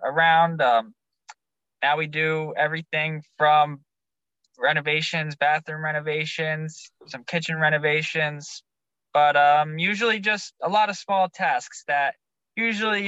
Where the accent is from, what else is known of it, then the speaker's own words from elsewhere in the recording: Nutley, New Jersey, United States; also born or lived in Long Valley, New Jersey / Santa Cruz, California; now in Naples, United States; I was born in New Jersey